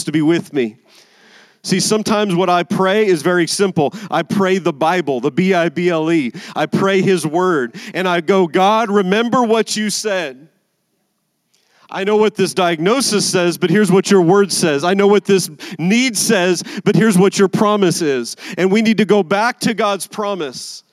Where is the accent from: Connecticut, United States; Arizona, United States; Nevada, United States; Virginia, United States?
Nevada, United States; Las Vegas; I'm from Vegas